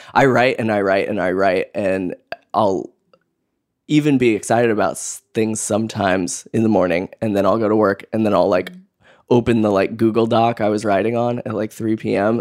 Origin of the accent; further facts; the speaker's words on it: Boise, Idaho, United States; moved away as an adult; now in Brooklyn, United States; I am originally from Boise, Idaho